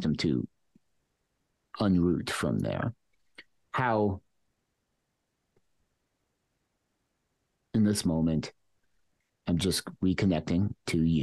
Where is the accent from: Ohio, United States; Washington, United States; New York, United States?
New York, United States; New York City; And I lived in Queens when that happened, and where I grew up my whole life. I'm from Queens.